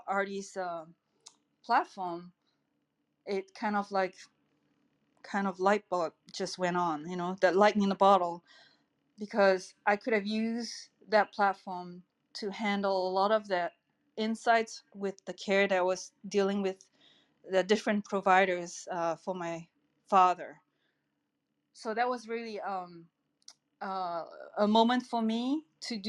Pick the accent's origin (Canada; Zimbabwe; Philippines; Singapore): Singapore; now in El Granada, United States; I'm originally from Singapore